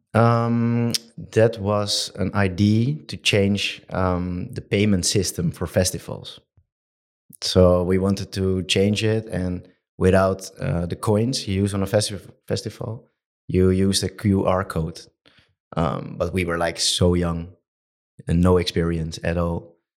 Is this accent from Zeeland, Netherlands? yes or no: no; Amsterdam, North Holland, Netherlands; I'm from Amsterdam